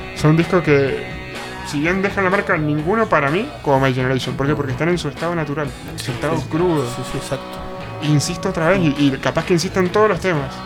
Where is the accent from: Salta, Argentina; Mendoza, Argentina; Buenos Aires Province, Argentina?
Mendoza, Argentina; soy mendocino